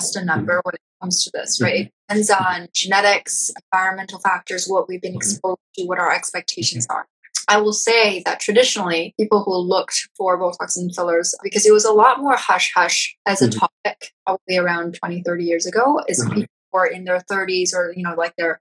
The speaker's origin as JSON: {"language": "English", "town": "Toronto", "region": "Ontario", "country": "Canada", "also_born_or_lived": "New York", "moved": "yes", "lives_now": "Vancouver, Canada", "said": "I'm from Toronto and I lived in New York."}